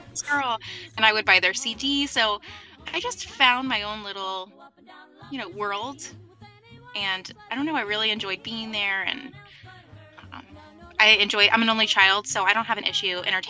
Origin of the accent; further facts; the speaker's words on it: Orlando, Florida, United States; I actually am born and raised in Orlando.